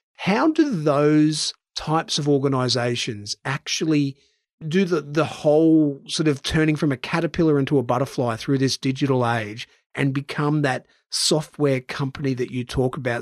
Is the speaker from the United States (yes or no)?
no; Brisbane, Queensland, Australia; In my hometown of Brisbane